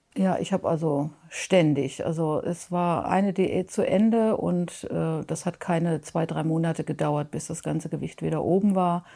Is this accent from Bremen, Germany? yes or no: no; Mönchengladbach, North Rhine-Westphalia, Germany; ich komme aus Mönchengladbach